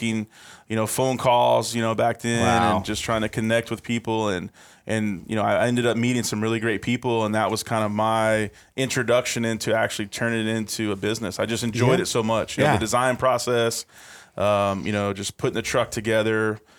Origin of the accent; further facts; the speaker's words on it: Apple Valley, California, United States; born there; Yep. I was born in Apple Valley, California. So kind of the high desert area.